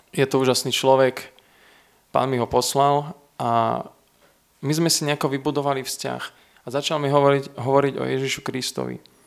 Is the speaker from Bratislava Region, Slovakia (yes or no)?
no; Trenčín, Trenčín Region, Slovakia; also born or lived in Veľký Krtíš / Opatová; Keď som mal rok, sme sa presťahovali z Veľkého Krtiša do Trenčína